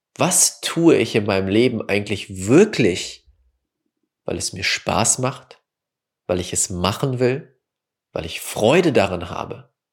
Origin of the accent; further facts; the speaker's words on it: Wickede, North Rhine-Westphalia, Germany; also born or lived in Münster; Wickede, wo ich aufgewachsen bin, nach Münster gezogen bin und zum Studieren